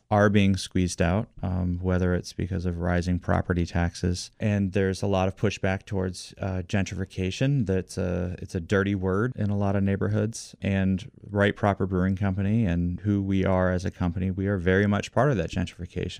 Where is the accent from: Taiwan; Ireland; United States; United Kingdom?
United States; Washington, District of Columbia; also born or lived in McLean, Virginia; I have been in love with my hometown forever